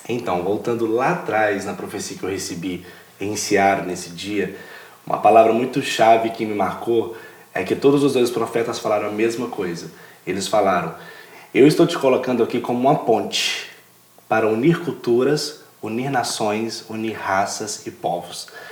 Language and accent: Portuguese; Ipatinga, Minas Gerais, Brazil; moved away as an adult; also born or lived in Vila Velha, Espírito Santo; sou de Minas Gerais, da cidade de Patinga